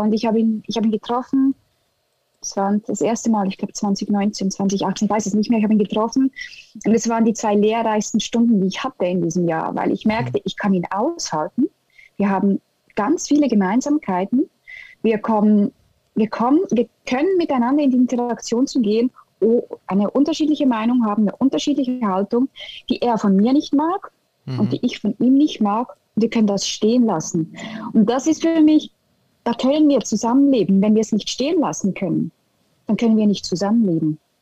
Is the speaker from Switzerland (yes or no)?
yes; Switzerland; German is a second language; im Moment in der Schweiz einen Kulturschock im eigenen Land